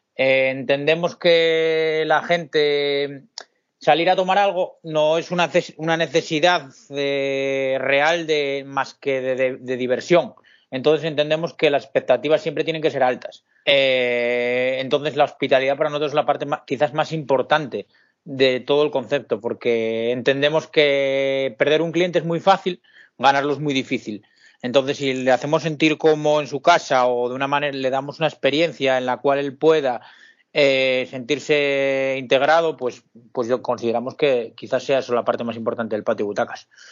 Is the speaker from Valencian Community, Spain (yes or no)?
no; Pola de Siero, Asturias, Spain; yo soy un chico de Asturias, de Pola de Siero, un pequeño pueblo de aquí de Asturias de unos 12.000 habitantes.